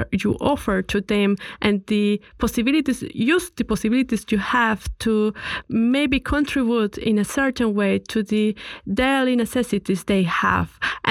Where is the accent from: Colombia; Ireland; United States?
Colombia; now in Vienna, Austria; I come from Colombia